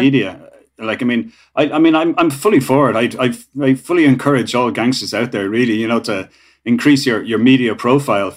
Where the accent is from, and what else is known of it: Ireland